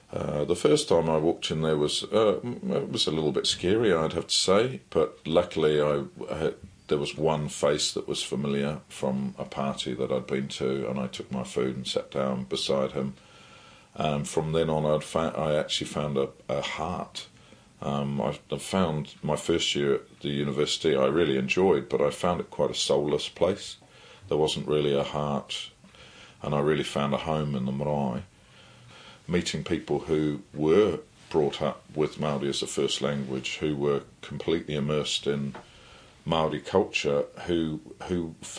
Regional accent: England, United Kingdom; now in New Zealand; I'm still an Englishman. I've been challenged when I say my pēpēha, and I link back to the UK.

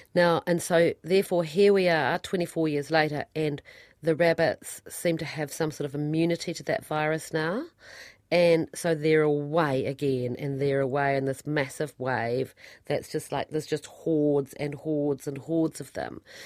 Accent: Central Otago, New Zealand; moved away; I come from Central Otago

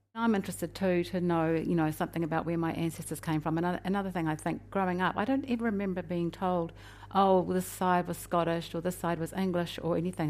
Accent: Kaitaia, Northland, New Zealand; when I was a child growing up in Kaitaia.

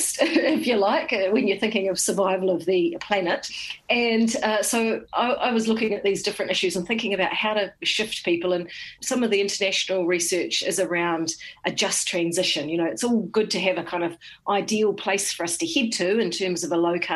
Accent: Horohoro, Bay of Plenty, New Zealand; I'm from Horohoro, which is just out of Rotorua

